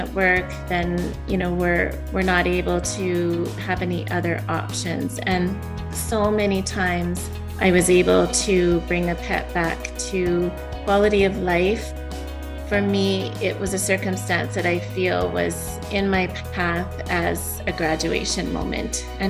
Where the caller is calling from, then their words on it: Alberta, Canada; I'm in Alberta, Canada.